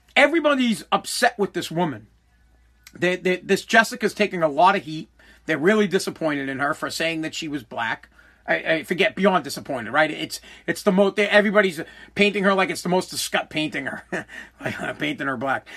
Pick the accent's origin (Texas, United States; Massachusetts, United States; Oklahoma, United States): Massachusetts, United States; Boston; accent: Boston; I got a Boston accent. I'm from Boston